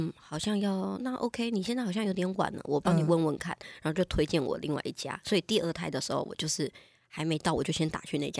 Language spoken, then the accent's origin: Chinese; Taiwan; 但是跟跟台从小在台湾长大